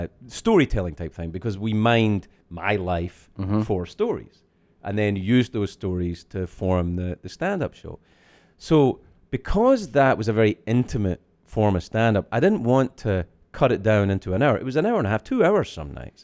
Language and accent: English; Scotland, United Kingdom; I'm from Scotland